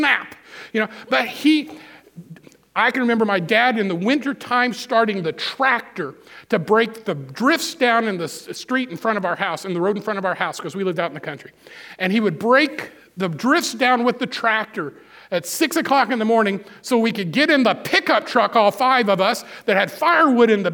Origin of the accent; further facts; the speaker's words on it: Missouri, United States; I grew up in Missouri 60 years ago